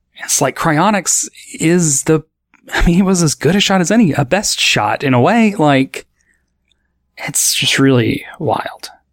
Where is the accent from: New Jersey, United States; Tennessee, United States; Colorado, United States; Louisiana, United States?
Tennessee, United States; Nashville; growing up in Nashville, like the Nashville area of Tennessee